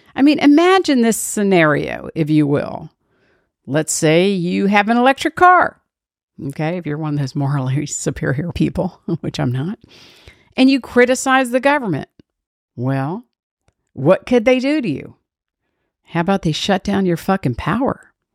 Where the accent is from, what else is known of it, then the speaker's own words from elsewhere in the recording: Washington, District of Columbia, United States; I was born and raised in Washington, D.C.